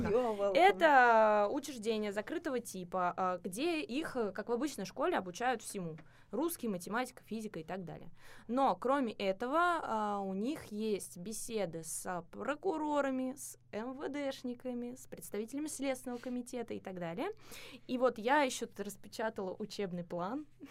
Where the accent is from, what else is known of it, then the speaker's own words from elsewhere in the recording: Moscow Oblast, Russia; в Московской области, вот э, там, откуда я родом